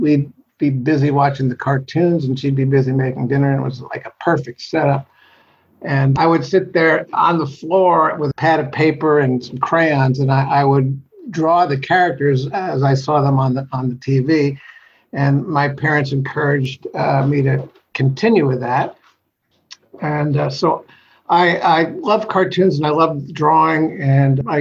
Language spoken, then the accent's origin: English; New Jersey, United States; moved away as an adult; now in Los Angeles, United States; My family, I grew up in New Jersey